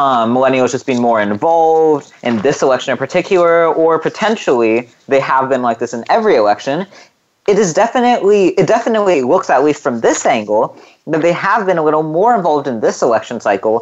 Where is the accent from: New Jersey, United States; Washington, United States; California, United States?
California, United States; here in my home state of California